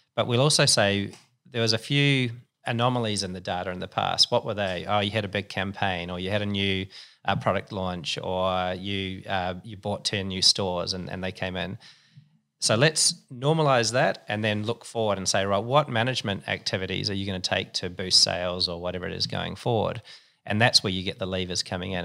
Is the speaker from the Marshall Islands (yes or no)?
no; New Zealand; moved away as an adult; also born or lived in Singapore; now in Sydney, Australia; I'm a Kiwi.